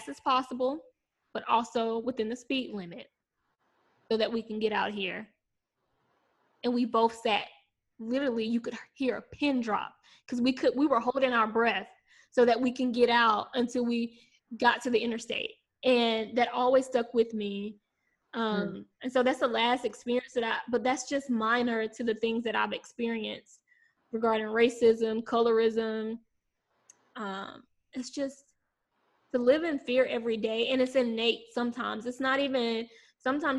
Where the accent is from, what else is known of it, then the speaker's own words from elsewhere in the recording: South Carolina, United States; I'm from South Carolina